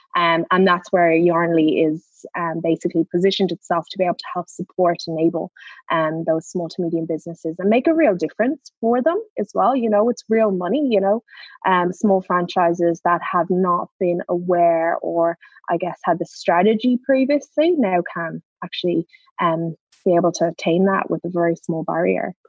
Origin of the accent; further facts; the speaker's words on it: Ireland; I'm Irish